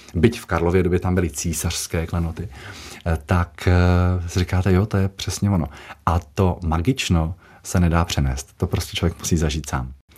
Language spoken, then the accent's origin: Czech; Jaroměřice nad Rokytnou, Vysočina Region, Czechia; Jaroměřického zámku, odkud pocházím, z Jaroměřic nad Rokytnou